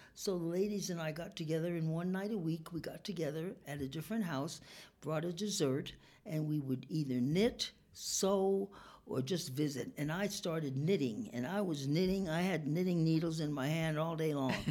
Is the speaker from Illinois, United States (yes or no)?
no; New York, United States; also born or lived in California; now in Reno, United States; I came from New York